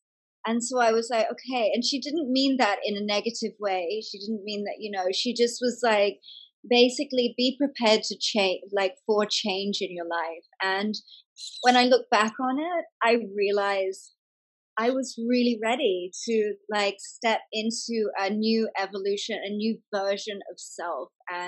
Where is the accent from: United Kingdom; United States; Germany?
United Kingdom; England; moved away as an adult; now in Australia; I grew up in England, actually, from 5 till 18. I went to school in England. And so moving back to Australia at 18 was moving back to my mother's home.